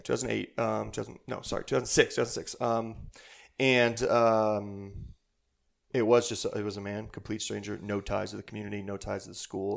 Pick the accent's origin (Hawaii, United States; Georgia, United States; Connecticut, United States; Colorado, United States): Colorado, United States; Bailey; also born or lived in Hastings, Nebraska / Denver, Colorado; grew up here in Colorado, small, small mountain town, uh, Bailey, Colorado